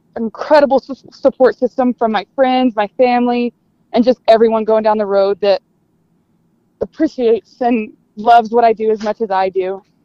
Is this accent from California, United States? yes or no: no; Lampasas, Texas, United States; I am from Lampasas, Texas. Uh, it's about an hour north of Austin. I grew up there my whole life